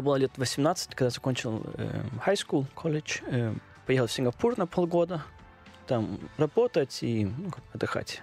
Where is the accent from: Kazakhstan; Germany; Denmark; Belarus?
Denmark; accent: Danish; Russian is a second language; moved away as an adult; also born or lived in Odesa, Ukraine; now in Moscow, Russia; я родился в Одессе, и когда было лет 5-6 примерно, а, мама поехала в Данию. Э, Встретил моего отчима, и я вот да, с ней поехал, эм, и начал там в школу, и начал первую часть жизни эм, в Дании